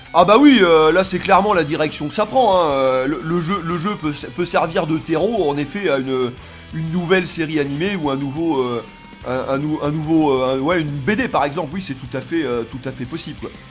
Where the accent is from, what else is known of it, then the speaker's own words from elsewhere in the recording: France; now in Tunisia; je suis français mais j'habite en Tunisie